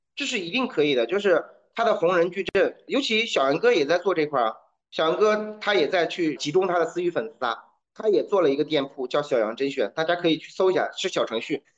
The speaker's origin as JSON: {"language": "Chinese", "country": "China", "said": "我们中国人"}